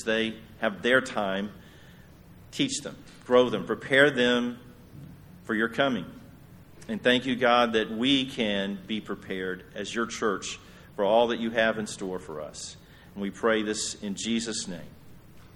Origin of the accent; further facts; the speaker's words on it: Yoakum, Texas, United States; my hometown of Yoakum